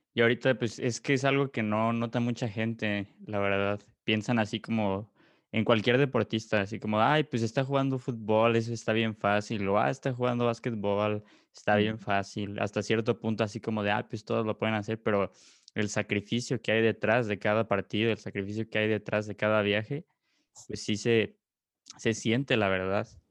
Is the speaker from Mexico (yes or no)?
yes; Mexico; como mexicanos, pues sí se siente mucho orgullo